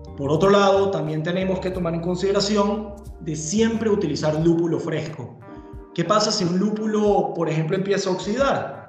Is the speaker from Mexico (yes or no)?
no; Venezuela; moved away as an adult; now in Germany; soy de Venezuela, llegué a Alemania hace ya más o menos 10 años